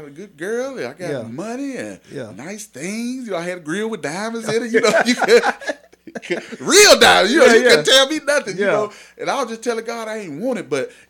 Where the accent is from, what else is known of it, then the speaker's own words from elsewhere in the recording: Mesquite, Texas, United States; I grew up in Mesquite, Texas.